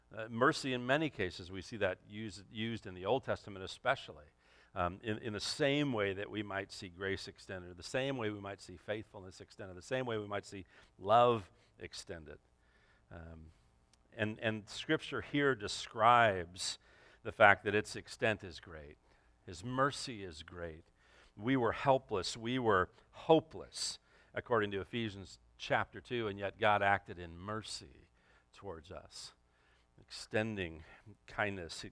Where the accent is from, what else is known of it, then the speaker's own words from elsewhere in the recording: Los Angeles, California, United States; moved away as an adult; also born or lived in Santa Clarita, California; I grew up in the San Fernando Valley